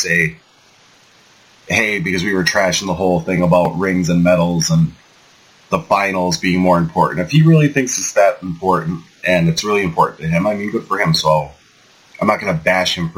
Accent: Wilkes-Barre, Pennsylvania, United States; I'm from Wilkes-Barre

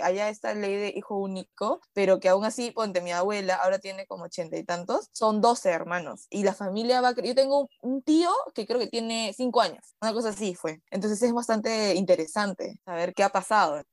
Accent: Peru; todos nacimos en Perú

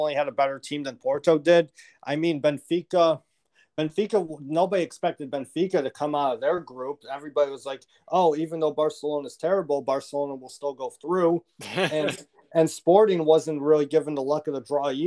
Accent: United States; my home country, my native country

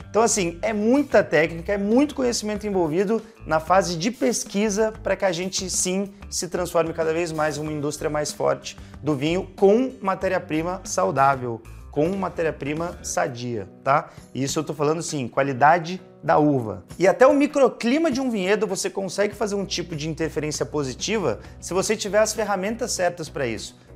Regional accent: Brazil

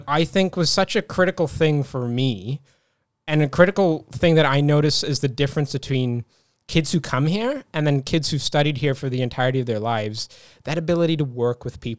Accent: Dunedin, Otago, New Zealand; I was born here, but I was born in Dunedin, which is a very, you know, not culturally diverse place in New Zealand. But even in saying that, my school in Dunedin was incredibly culturally diverse.

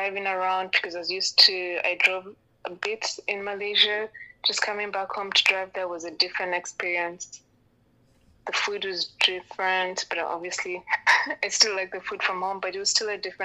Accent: Kenya; moved away; I'm born and raised here

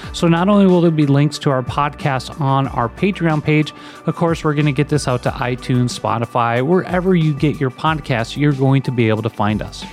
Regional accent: Minnesota, United States; The University of Minnesota, my home state.

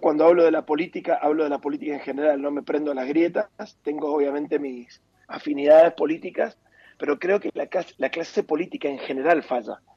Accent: Argentina; también somos Argentina

